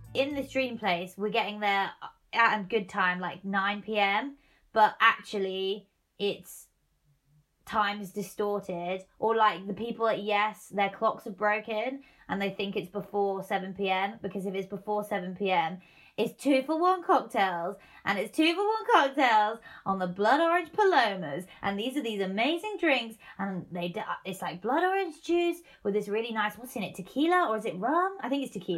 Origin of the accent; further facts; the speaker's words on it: Norwich, East of England, United Kingdom; moved away as an adult; now in Manchester, United Kingdom; back in Norwich, where I grew up, my hometown